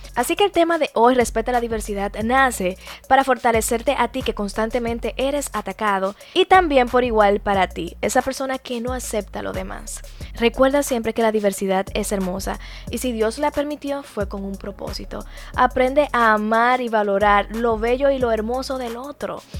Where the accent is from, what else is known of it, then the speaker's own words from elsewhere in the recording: Dominican Republic; nosotros somos dominicanos